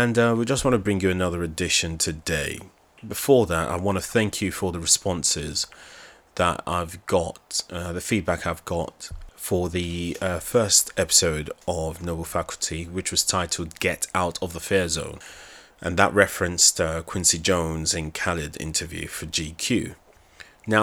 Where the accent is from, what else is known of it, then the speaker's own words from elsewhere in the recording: Nigeria; accent: Nigerian; my Nigerian accent